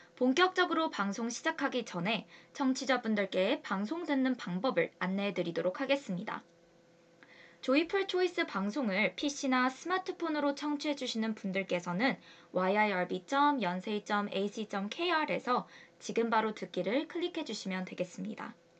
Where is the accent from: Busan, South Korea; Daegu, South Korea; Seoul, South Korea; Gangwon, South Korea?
Busan, South Korea; moved away; 제가 부산 여자이고